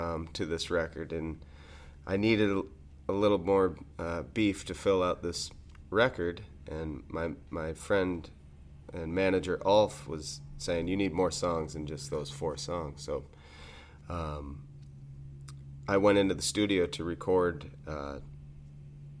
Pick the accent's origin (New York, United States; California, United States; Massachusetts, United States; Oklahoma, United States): New York, United States; Carthage; now in Cazenovia, United States; growing up in Carthage, we had the main industry, and pretty much the only one in the town of Champion where we grew up